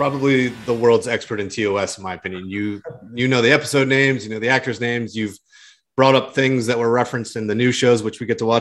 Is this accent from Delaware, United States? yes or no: yes; Delaware, United States; moved away; my home state of Delaware